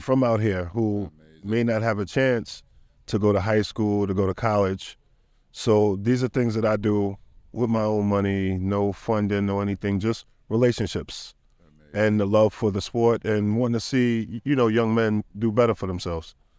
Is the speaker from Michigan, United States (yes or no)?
no; New York City, New York, United States; I'm from Jamaica, Queens, New York City